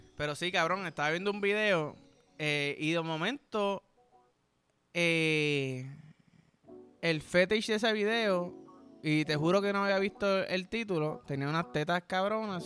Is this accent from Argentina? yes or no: no; Puerto Rico; yo soy boricua